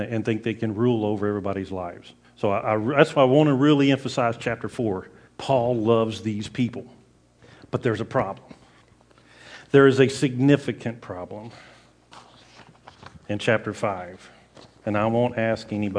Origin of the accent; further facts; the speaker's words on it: the South, United States; I grew up in the South